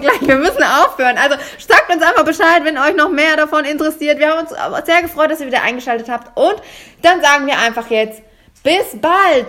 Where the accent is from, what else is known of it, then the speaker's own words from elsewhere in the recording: Germany; als Deutscher